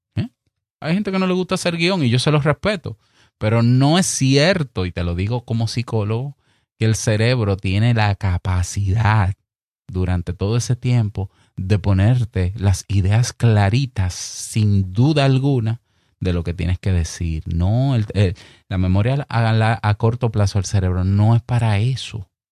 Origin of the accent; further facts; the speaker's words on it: Dominican Republic; accent: Dominican; que se te sale el dominicano, como me pasa a mí de vez en cuando